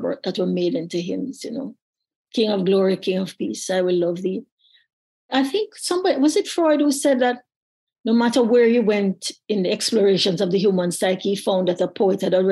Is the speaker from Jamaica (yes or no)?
yes; Jamaica; a child growing up in Jamaica